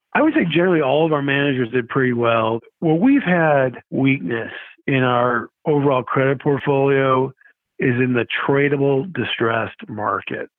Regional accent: Rochester, New York, United States; moved away as an adult; also born or lived in Syracuse; now in Arizona, United States; I grew up in Rochester, New York

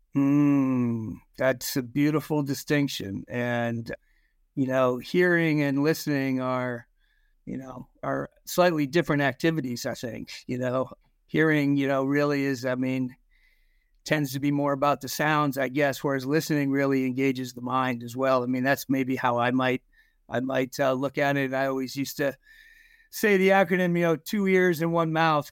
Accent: Concord, Massachusetts, United States; also born or lived in New Jersey / Ohio; I ended up growing up really in conquered Massachusetts

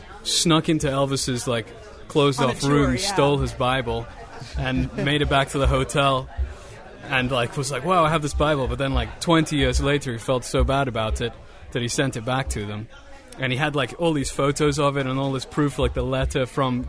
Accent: South Africa; moved away; also born or lived in United Kingdom / London; I'm from the UK, but I grew up in South Africa. My family is South African

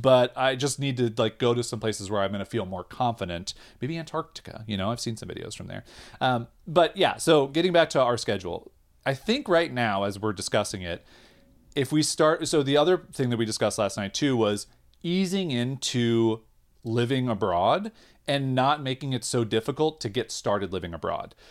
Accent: United States; we're American

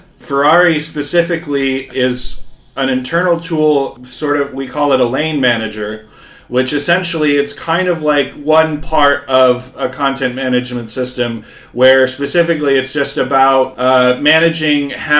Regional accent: United States; now in Finland; I am an American in exile in Finland

